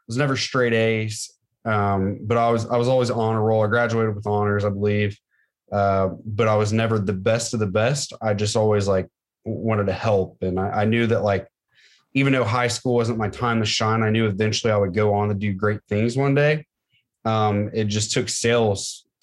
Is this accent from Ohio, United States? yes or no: yes; Middletown, Ohio, United States; also born or lived in Franklin, Ohio; born and raised in Middletown